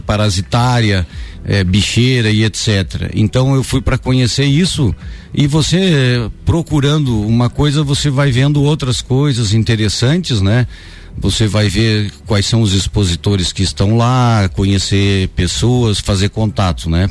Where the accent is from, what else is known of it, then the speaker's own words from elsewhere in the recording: São José dos Ausentes, Rio Grande do Sul, Brazil; eu nasci em São José dos Ausentes, no Rio Grande do Sul, município uhum. que faz divisa com São Joaquim